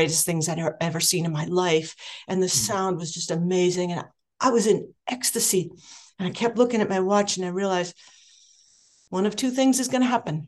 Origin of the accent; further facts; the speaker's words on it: Anaheim, California, United States; I grew up in Southern California in Anaheim